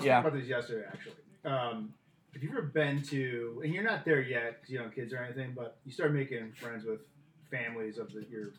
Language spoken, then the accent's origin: English; Midwest, United States; moved away as an adult; In a highly populated white Midwestern rural town.